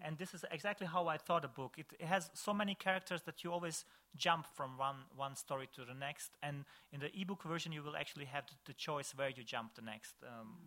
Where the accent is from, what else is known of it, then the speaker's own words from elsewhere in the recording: Višegrad, Republika Srpska, Bosnia & Herzegovina; Visegrad, in my hometown